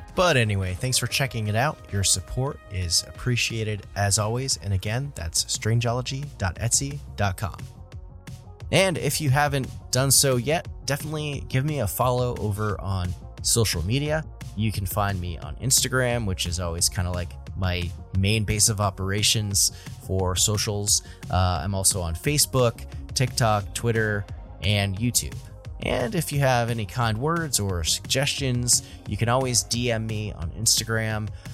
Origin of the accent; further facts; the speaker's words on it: New England, United States; I'm from New England, so I pronounce, uh, I pronounce the state it's from, uh, like, uh, Nevada